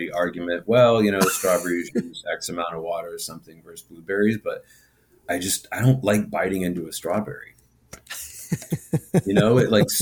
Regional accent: Midwest, United States; also born or lived in New York; now in Los Angeles, United States; I grew up in the Midwest

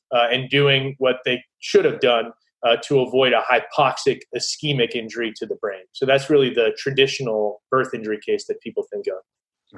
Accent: Baltimore, Maryland, United States; I grew up here in Maryland in the Baltimore area

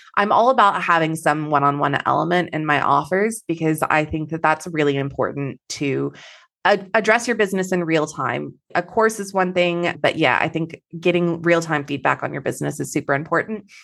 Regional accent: Texas, United States; now in Perth, Australia; I am Texan originally, so I have a little bit of an accent

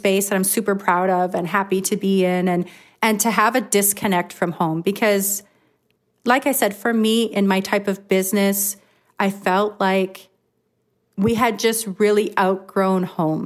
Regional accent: Flin Flon, Manitoba, Canada; I've been born and raised in Flin Flon. Everybody knows me here

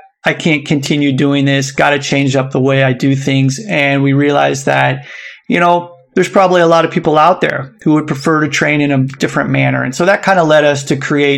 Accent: United States; moved away as an adult; now in Osaka, Japan; I grew up in the United States

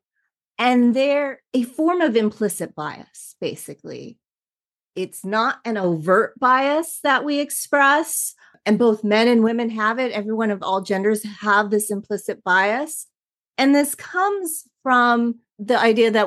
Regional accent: Los Angeles, California, United States; born and raised in Southern California, right here in Los Angeles

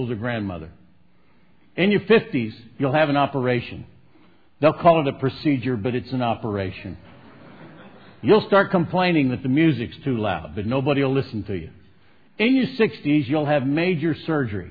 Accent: Southern California, United States; I'm from Southern California, the land of the fruits and nuts and flakes.

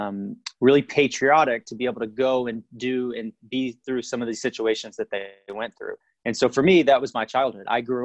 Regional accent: Fort Worth, Texas, United States; moved away as an adult; I grew up in Fort Worth, Texas, went to elementary

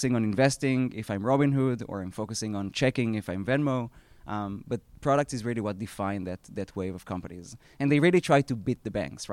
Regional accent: Israel; accent: Israeli; moved away; I previously spent 10 years at a fintech B2B company that I co-founded in Israel. That's where my accent is from

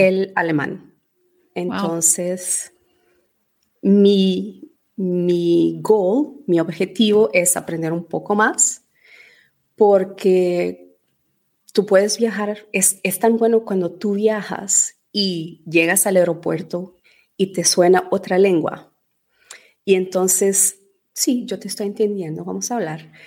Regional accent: Portugal; moved away as an adult; also born or lived in Venezuela / Spain / Dubai; now in England, United Kingdom; Mis padres son portugueses

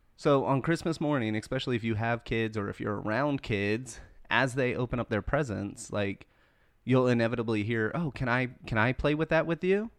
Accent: the South, United States; I'm born and raised in the South

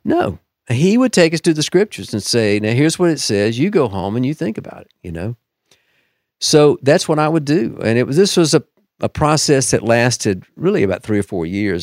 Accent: Deep South, United States; I'm a product of the Deep South, so, you know, like many, uh, from there, I was raised in the Southern Baptist Church

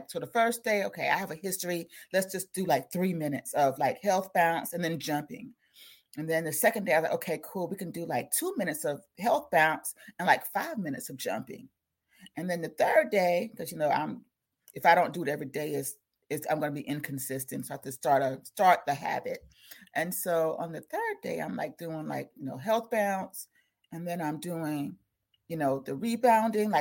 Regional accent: South Carolina, United States; I'm from South Carolina

